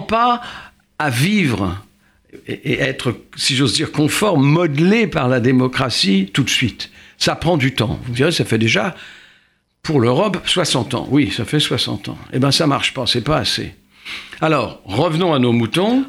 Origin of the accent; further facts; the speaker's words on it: France; chez nous en France